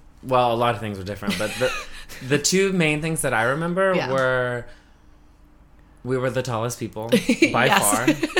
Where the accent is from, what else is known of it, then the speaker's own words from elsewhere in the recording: United States; I'm from America